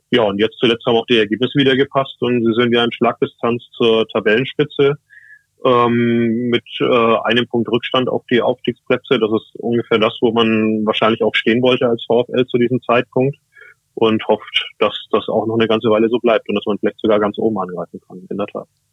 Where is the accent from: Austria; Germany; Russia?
Germany; Franconia; moved away as an adult; now in Osnabrück, Germany; gebürtiger Franke, also erst später in den Norden gekommen nach dem Studium